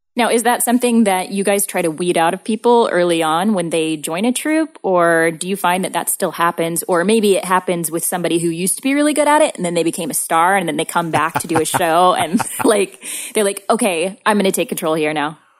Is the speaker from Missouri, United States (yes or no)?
yes; Southern Missouri, United States; growing up in Southern Missouri